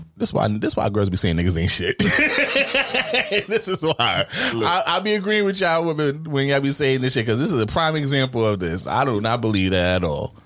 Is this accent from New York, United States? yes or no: yes; New York, United States; I'm from New York